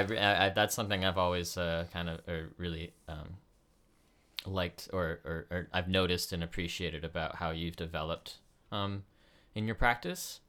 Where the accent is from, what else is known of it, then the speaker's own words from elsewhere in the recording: Canada; also born or lived in United States; growing up as, like, uh, in Canada as an American